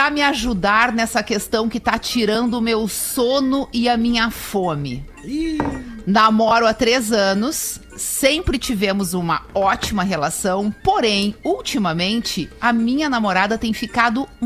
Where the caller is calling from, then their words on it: São Paulo, Brazil; eu sou de São Paulo e conheci vocês há pouco